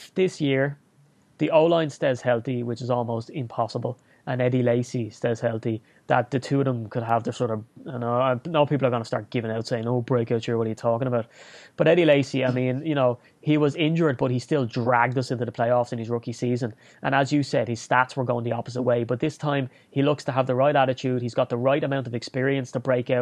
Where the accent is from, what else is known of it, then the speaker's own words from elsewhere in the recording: Ireland; also born or lived in Dublin; being Irish, it's kind of, you know, you're born with a list of 10 standard pubs that are the ones to go